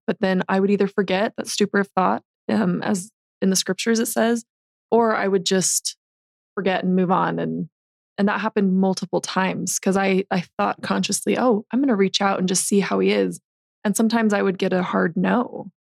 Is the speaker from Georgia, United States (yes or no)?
no; St. George, Utah, United States; I'm from St. George